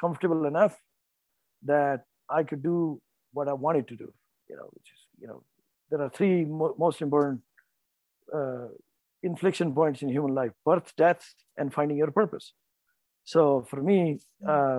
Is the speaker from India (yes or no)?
yes; North India, India; I was born and raised in North India